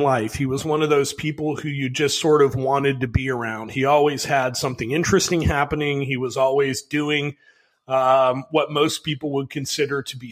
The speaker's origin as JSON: {"language": "English", "town": "Chicago", "region": "Illinois", "country": "United States", "tie": "born or raised there", "said": "I grew up in Chicago"}